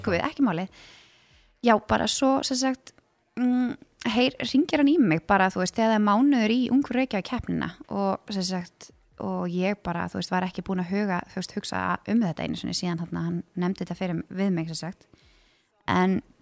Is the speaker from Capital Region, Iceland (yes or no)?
yes; Garðabær, Capital Region, Iceland; also born or lived in Stykkishólmur; vissulega alveg fættu uppalinn í Garðabæ